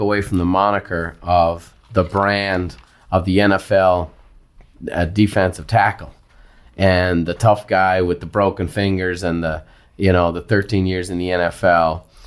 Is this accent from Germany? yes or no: no; Ireland; as an Irishman, you know, I grew up in athletic competition.